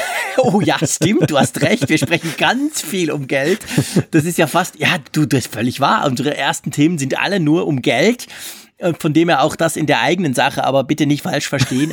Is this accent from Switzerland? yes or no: yes; Switzerland; bei uns in der Schweiz